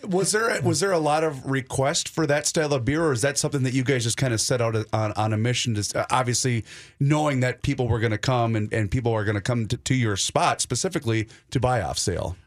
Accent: Faribault, Minnesota, United States; down in Faribault, Minnesota, my hometown.

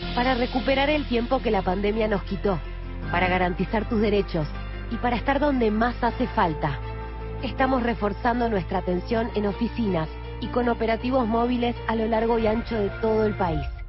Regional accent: Uruguay River coast, interior of Corrientes Province, Argentina; now in Corrientes, Argentina; soy de Corrientes, del el interior de la provincia de Corrientes, de la zona de la costa del río Uruguay

